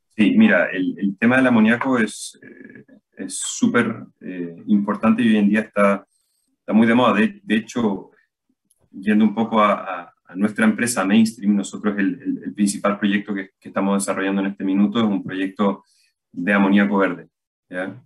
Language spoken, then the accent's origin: Spanish; Chile